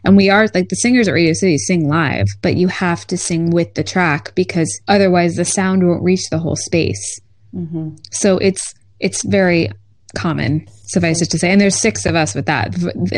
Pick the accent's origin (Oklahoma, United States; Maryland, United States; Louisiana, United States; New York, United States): New York, United States; accent: New York